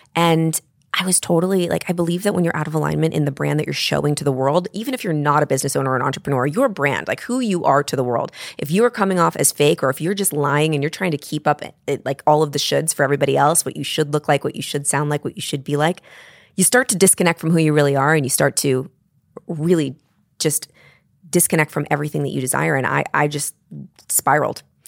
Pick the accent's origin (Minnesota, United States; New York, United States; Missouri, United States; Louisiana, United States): New York, United States; I'm a New Yorker